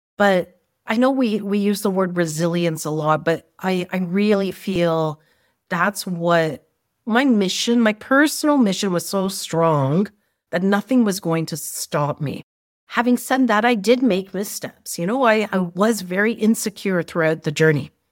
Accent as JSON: {"language": "English", "country": "Canada", "tie": "born or raised there", "said": "I was brought up in Canada with a strong Indian background and family"}